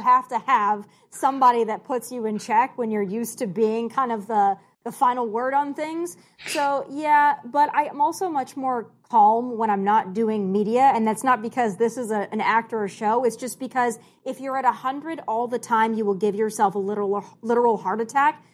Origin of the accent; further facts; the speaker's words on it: South Dakota, United States; moved away; also born or lived in California; I'm born and raised in South Dakota.